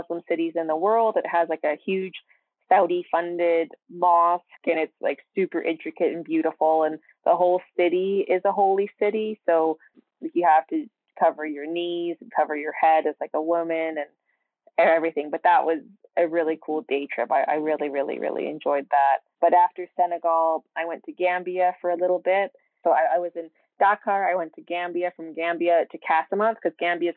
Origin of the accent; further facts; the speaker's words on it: Canada; I speak a bit of French as I'm Canadian